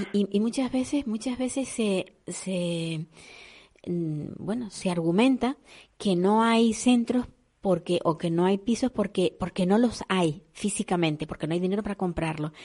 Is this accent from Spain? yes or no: yes; Canary Islands, Spain